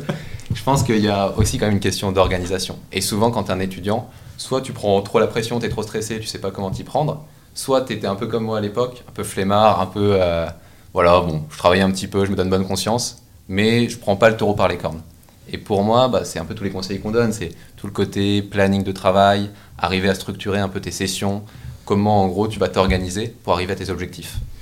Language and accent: French; Annecy, Auvergne-Rhône-Alpes, France; Je suis originaire d'Annecy